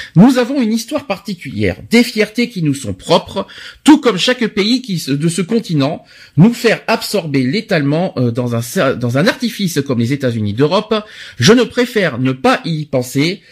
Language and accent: French; France; chez nous en France